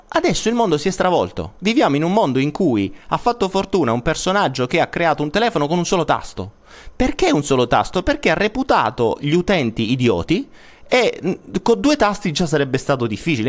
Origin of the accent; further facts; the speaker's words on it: Apulia, Italy; accent: Apulian; sono pugliese